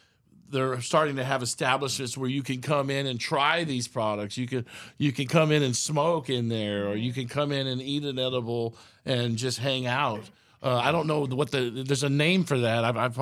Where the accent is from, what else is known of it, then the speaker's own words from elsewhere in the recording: Austin, Texas, United States; growing up in Austin, going to Lake Travis, Windy Point